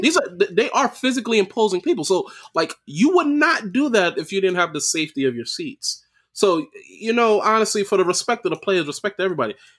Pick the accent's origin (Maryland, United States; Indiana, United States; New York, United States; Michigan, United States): New York, United States; I'm from New York